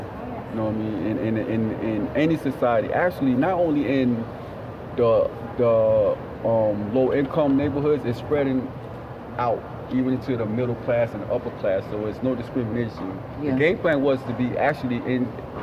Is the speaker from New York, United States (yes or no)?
yes; New York City, New York, United States; In the Bronx, South Bronx, 170 and Southern, on Southern Boulevard